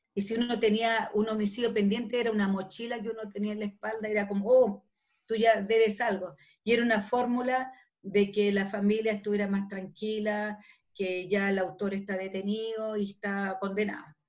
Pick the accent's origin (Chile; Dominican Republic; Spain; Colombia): Chile; Calama, Antofagasta; also born or lived in Santiago; yo soy nortina, yo nací en Calama